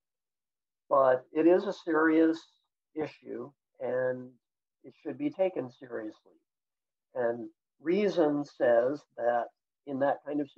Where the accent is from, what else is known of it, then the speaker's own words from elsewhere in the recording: United States; moved away as an adult; now in China; an American living overseas